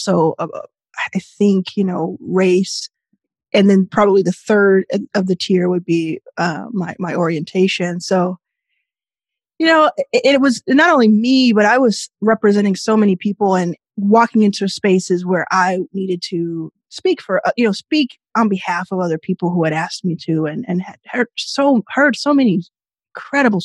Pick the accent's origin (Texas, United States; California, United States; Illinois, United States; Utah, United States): Texas, United States; Dallas; moved away; also born or lived in Jackson, Mississippi; I was born in Jackson, Mississippi. I very soon after was living in and grew up in Dallas, Texas, and my formative years there